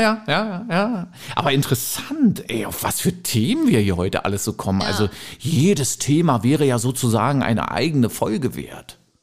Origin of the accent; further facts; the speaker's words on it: the East, East Germany, Germany; ich bin halt im Osten groß geworden